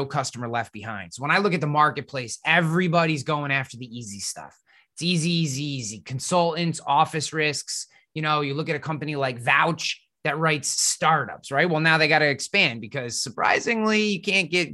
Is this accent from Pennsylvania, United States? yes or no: no; Troy, New York, United States; I'm from the InsurTech haven of Troy, New York